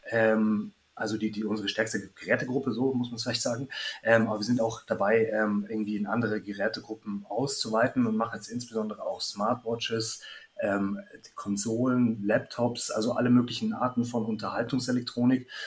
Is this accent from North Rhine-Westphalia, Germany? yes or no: no; Munich, Bavaria, Germany; now in Berlin, Germany; komme eigentlich aus München, bin gebürtiger Münchner, aus einer Großfamilie und ähm, ja, bin dann eigentlich in die nächstgrößere Stadt gezogen, von München nach Hamburg, nach Berlin